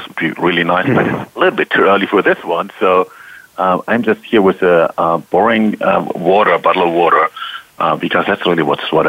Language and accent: English; Germany; I'm from Germany.